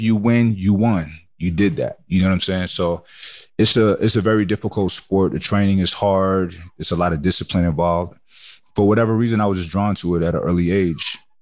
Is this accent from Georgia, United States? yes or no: no; New York City, New York, United States; I grew up in Brooklyn, New York